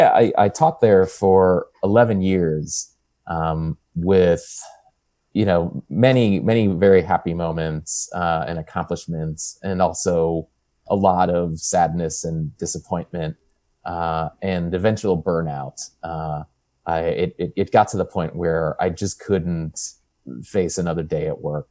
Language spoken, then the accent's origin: English; Buffalo, New York, United States; moved away as an adult; also born or lived in Washington, D.C. / Charlottesville, Virginia / Wilkes-Barre, Pennsylvania; I grew up outside of Buffalo, New York, and went to college in Washington, D.C., and graduate school in Charlottesville, Virginia